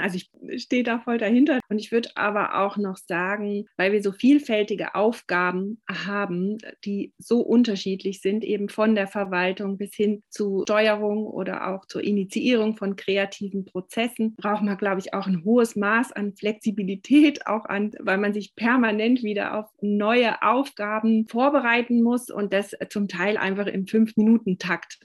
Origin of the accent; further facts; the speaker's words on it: Radolfzell, Baden-Württemberg, Germany; also born or lived in Konstanz; bin, als ich neun Jahre alt war, auf die andere Seeseite gekommen aber ich habe mein Abitur in Radolfzell gemacht